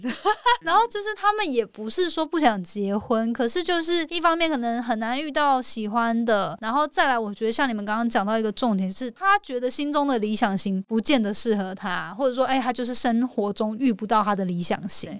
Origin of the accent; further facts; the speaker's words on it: Hualien, Hualien County, Taiwan; 因为我来自花莲 花莲嘛